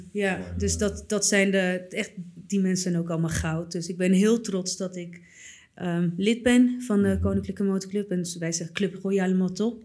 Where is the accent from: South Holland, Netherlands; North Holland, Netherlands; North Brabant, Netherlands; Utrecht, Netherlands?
North Holland, Netherlands; Purmerend; ik ben opgegroeid in Purmerend